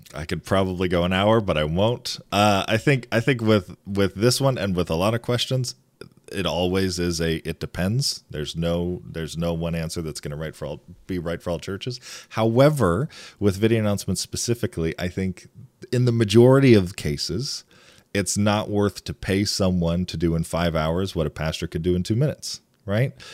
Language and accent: English; east side of Michigan, United States; I actually grew up and I lived on the east side of the state